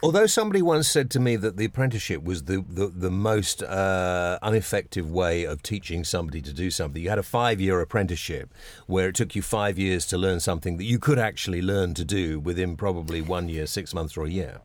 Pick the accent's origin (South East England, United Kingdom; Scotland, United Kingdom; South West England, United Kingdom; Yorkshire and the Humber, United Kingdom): South East England, United Kingdom; Epsom; where I was brought up in Epsom in Surrey.